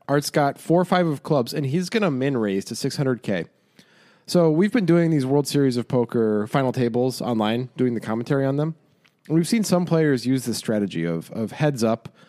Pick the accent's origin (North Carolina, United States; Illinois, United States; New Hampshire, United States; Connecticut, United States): Illinois, United States; Chicago; I grew up in Chicago